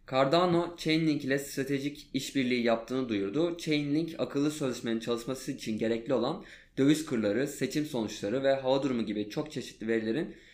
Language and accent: Turkish; Adana, Turkey; bir Adanalı olarak